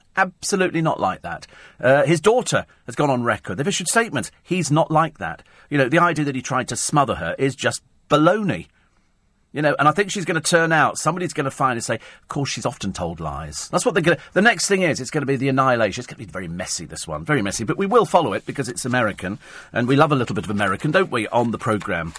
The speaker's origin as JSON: {"language": "English", "town": "Bromley", "region": "London", "country": "United Kingdom", "tie": "born or raised there", "also_born_or_lived": "Berkshire", "said": "I was born in Bromley, which is in Kent"}